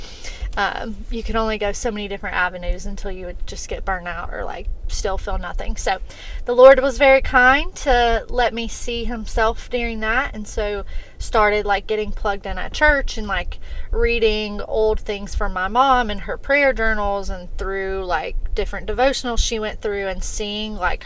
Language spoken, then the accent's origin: English; Montgomery, Alabama, United States; moved away as an adult; also born or lived in Troy, Alabama; now in Birmingham, United States; I am from Montgomery, went to Troy, got a bachelor's degree in business